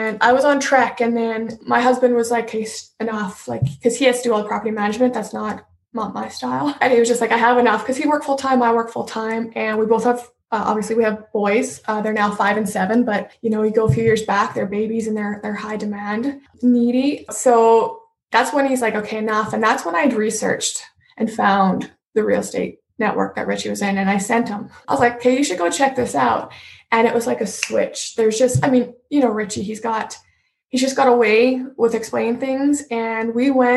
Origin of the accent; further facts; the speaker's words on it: northern Alberta, Canada; I grew up on a farm in northern Alberta. I'm from Canada.